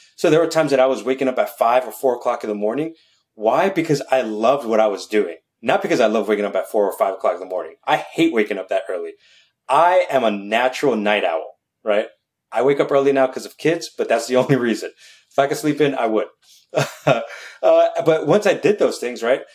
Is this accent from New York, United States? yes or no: yes; New York City, New York, United States; I'm born and raised in New York City